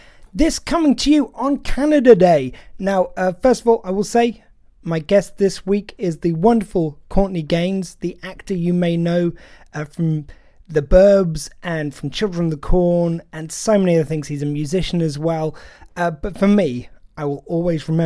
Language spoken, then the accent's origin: English; England, United Kingdom; as a British person, as someone from England